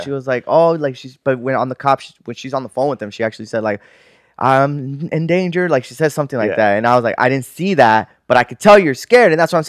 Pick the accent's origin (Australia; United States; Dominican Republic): United States; Sun Valley; we grew up in Sun Valley, food, so we don't get scared easily.